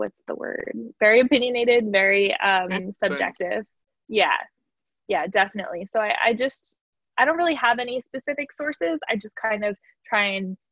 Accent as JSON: {"language": "English", "region": "New Jersey", "country": "United States", "said": "I'm such a Jersey girl"}